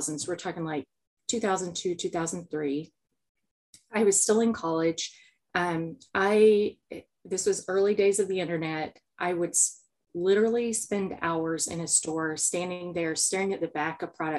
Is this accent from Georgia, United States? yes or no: yes; South Georgia, United States; I grew up in South Georgia.